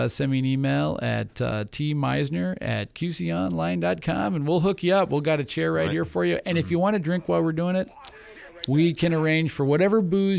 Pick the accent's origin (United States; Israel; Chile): United States; Wilmette, Illinois; We're both from Wilmette, Illinois.